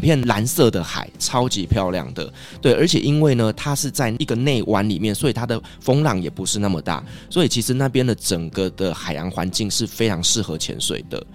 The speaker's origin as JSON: {"language": "Chinese", "country": "Taiwan", "said": "我们台湾人"}